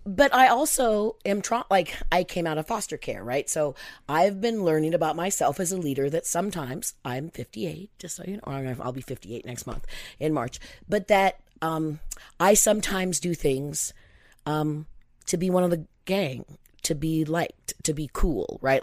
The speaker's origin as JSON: {"language": "English", "region": "Pacific Northwest", "country": "United States", "tie": "born or raised there", "said": "I was born in 1962 in the Pacific Northwest."}